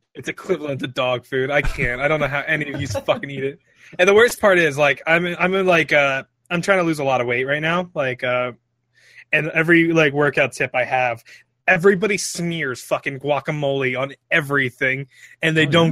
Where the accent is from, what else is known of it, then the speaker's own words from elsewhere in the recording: Philadelphia, Pennsylvania, United States; I'm from Philly